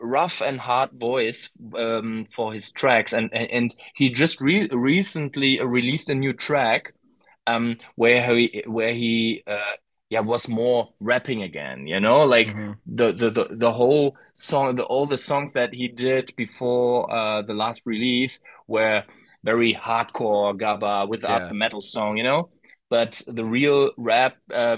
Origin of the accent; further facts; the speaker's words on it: Germany; English is a second language; I can tell you as a German